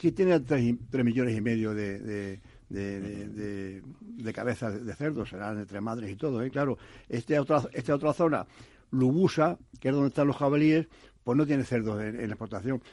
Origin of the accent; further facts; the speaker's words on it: Toledo, Castilla-La Mancha, Spain; Es que yo me criado en Toledo, soy eh, mm, toledano